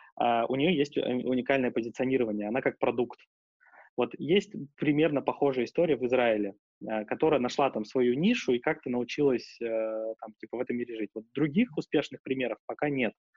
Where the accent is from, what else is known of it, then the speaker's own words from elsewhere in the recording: Russia; moved away; мы с корнями из России